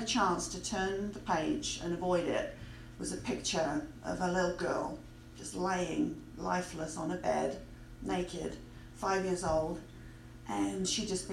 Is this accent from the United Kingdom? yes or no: yes; England, United Kingdom; moved away; I grew up in England